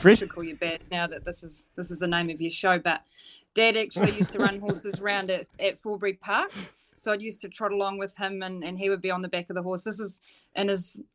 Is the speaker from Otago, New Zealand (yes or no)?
yes; Dunedin, Otago, New Zealand; I'm from Dunedin